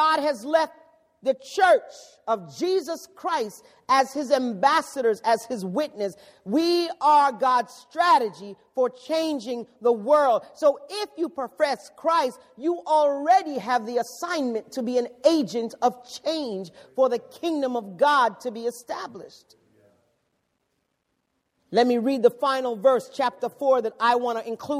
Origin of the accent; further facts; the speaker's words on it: New York City, New York, United States; I come from the Bronx